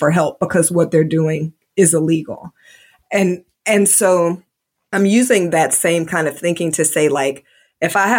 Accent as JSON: {"language": "English", "town": "Indianapolis", "region": "Indiana", "country": "United States", "tie": "born or raised there", "moved": "yes", "lives_now": "Georgia, United States", "said": "Grew up in Indiana, which is very conservative"}